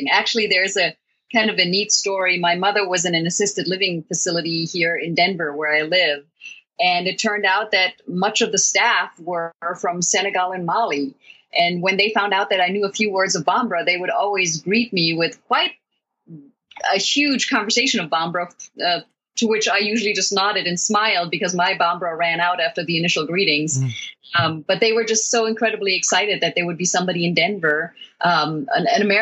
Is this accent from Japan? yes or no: no; Germany; I had traveled internationally. In fact, I grew up in Germany, but I had never been to a culture that was so different from the Western cultures that I knew.